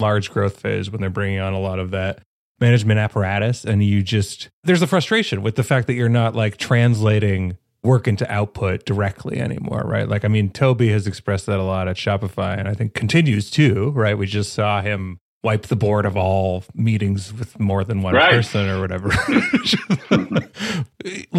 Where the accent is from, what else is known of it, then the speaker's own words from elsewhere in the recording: Canada; I'm Canadian